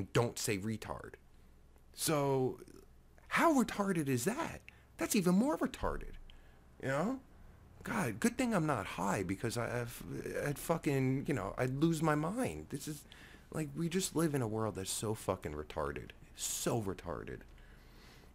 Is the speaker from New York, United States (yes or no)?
no; New Jersey, United States; I'm from Jersey